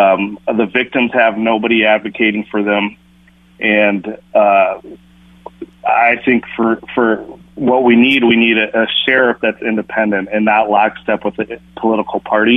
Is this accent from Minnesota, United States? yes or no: yes; Minneapolis, Minnesota, United States; I grew up in Minneapolis, and that's my base, and that's where my family lives